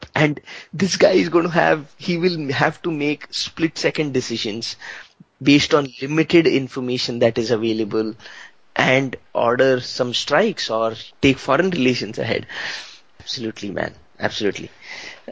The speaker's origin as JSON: {"language": "English", "country": "India", "said": "I'm an Indian"}